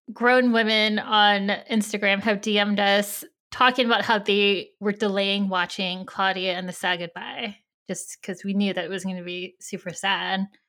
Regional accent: California, United States; I'm Japanese American, and I grew up in California

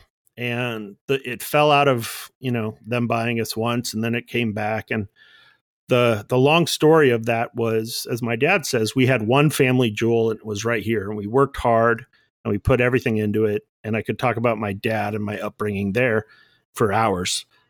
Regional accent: Bellflower, California, United States; Bellflower, California.

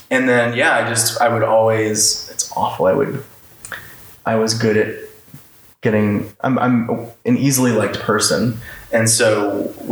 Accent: Orlando, Florida, United States; moved away as an adult; now in Los Angeles, United States; I grew up in Orlando the whole time. Right. I only moved away nine months ago.

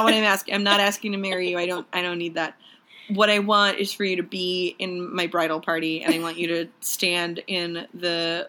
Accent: Michigan, United States; I'm from Michigan

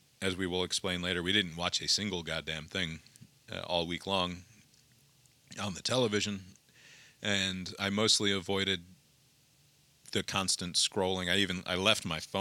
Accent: Montvale, New Jersey, United States; I grew up in Montvale, but 20 minutes or so from this place

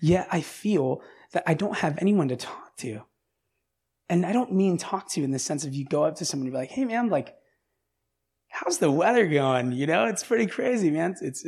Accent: Orange County, Los Angeles County, California, United States; I grew up in Orange County. I grew up in like Los Angeles County.

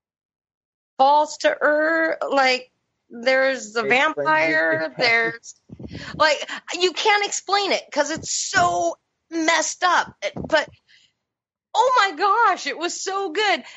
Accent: Seattle, Washington, United States; I grew up in Seattle

